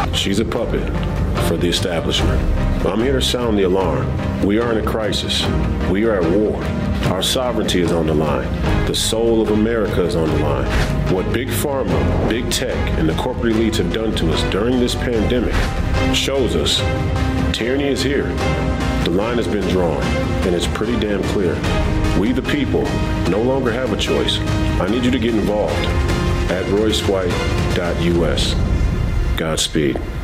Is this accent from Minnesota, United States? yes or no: yes; Minneapolis, Minnesota, United States; born or raised there